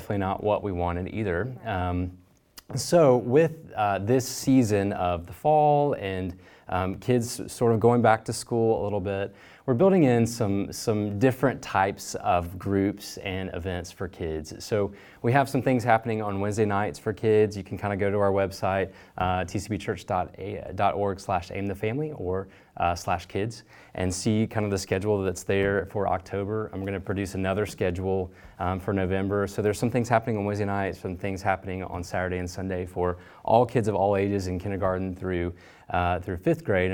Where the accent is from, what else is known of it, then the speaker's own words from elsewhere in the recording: Memphis, Tennessee, United States; moved away as an adult; now in East Tennessee, United States; So we're from Memphis and been in East Tennessee for that amount of time.